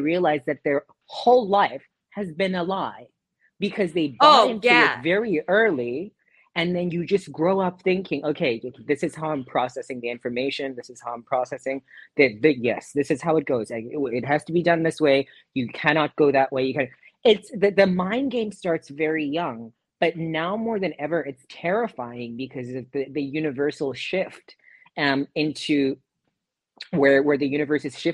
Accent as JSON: {"language": "English", "country": "South Africa", "moved": "yes", "said": "in South Africa, my home country"}